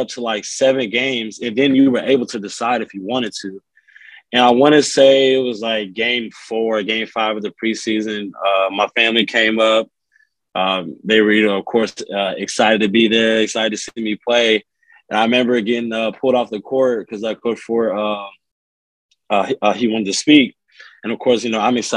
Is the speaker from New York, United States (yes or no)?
no; Rowlett, Texas, United States; I'm from Rowlett